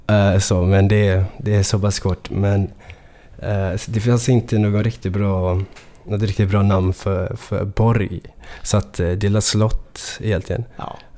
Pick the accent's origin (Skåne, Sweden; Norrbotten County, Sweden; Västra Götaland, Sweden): Västra Götaland, Sweden; Gothenburg; jag då som är så från Göteborg, jag vet inte, jag låter som att jag är från Stockholm när jag rappar på det där sättet liksom.